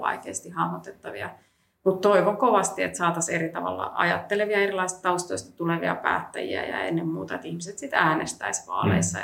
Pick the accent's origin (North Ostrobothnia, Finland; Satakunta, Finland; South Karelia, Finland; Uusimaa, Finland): Uusimaa, Finland; Helsinki; mä oon kasvanut Helsingissä